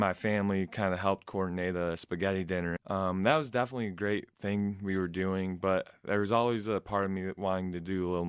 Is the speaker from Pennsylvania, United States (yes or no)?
no; Flushing, Michigan, United States; also born or lived in South Carolina; I'm from Flushing, Michigan. I graduated there. My family currently lives in South Carolina right now, though.